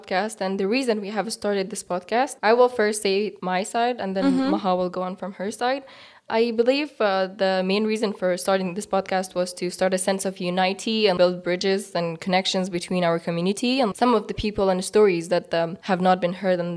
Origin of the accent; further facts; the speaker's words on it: Badakhshan, Afghanistan; moved away as an adult; now in Bishkek, Kyrgyzstan; I am from Badakhshan province of Afghanistan